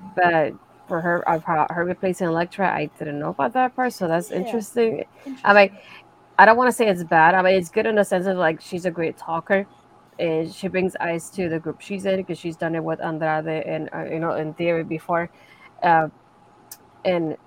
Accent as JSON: {"language": "English", "town": "Bayamón", "country": "Puerto Rico", "tie": "born or raised there", "moved": "as an adult", "lives_now": "Orlando, United States", "said": "I was born in Puerto Rico, raised in Puerto Rico most of my life"}